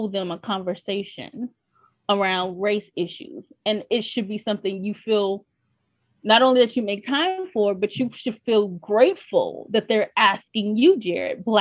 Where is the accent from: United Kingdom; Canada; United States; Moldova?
United States; New York; growing up in New York, second grade, my teacher's name, Mrs. Milano